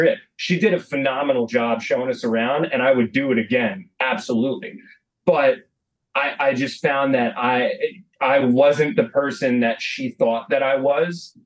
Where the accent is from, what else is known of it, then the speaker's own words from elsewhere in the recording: United States; I'm the American guy. I don't know how to speak Italian.